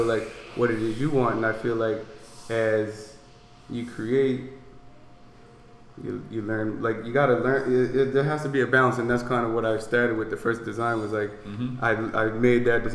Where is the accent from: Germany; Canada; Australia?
Canada; North Preston, Nova Scotia; I'm black. I'm coming from North Preston